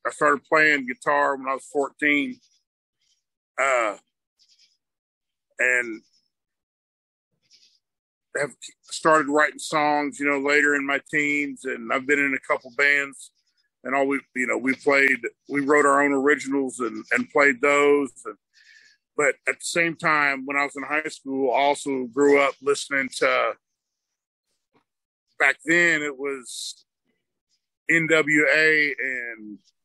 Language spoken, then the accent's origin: English; Kentucky, United States; moved away as an adult; also born or lived in Clearwater, Florida / Georgia / Douglasville, Georgia; now in Kansas, United States; I grew up basically in Kentucky.